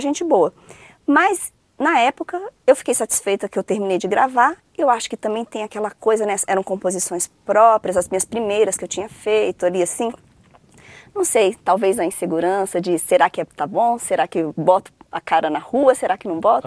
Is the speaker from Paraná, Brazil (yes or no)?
no; Brasília, Federal District, Brazil; also born or lived in Rio de Janeiro / São Paulo / Viçosa; Morei em São Paulo até os três anos e vim para Brasília aos três. Então, assim, eu me considero candanga